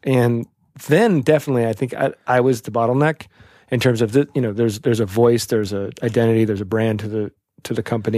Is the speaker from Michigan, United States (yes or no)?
no; Portland, Oregon, United States; now in New York, United States; I grew up In Portland, Oregon